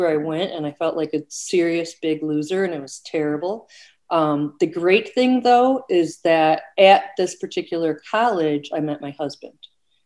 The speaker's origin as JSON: {"language": "English", "town": "Oak Park", "region": "Illinois", "country": "United States", "tie": "born or raised there", "also_born_or_lived": "California", "said": "when I was 1 year old, my parents drove to Oak Park, Illinois. And that's really where I had my growing up years"}